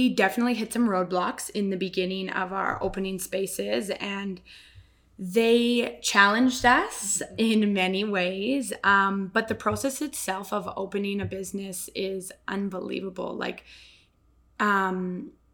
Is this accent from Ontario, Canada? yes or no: no; Cochrane, Alberta, Canada; I'm born and raised here in Cochrane, Alberta